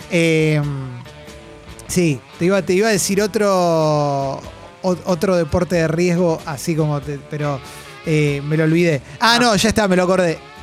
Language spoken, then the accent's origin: Spanish; Buenos Aires, Argentina; somos porteños